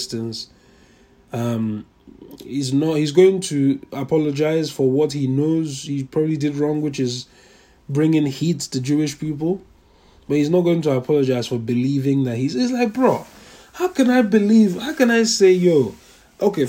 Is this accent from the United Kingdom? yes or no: no; Nigeria; I'm a Nigerian. Am I a Nigerian? I say I'm a Nigerian, but in reality, so if anything, I'm not a Nigerian. I'm a Yoruba man